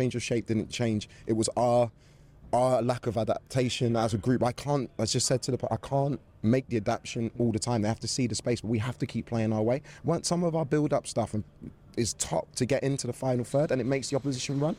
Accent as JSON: {"language": "English", "region": "England", "country": "United Kingdom", "said": "I'm an Englishman"}